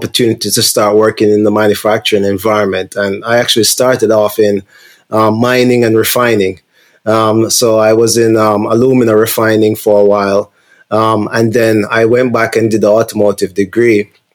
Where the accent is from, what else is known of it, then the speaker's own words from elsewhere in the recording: Jamaica; moved away; I'm from Jamaica originally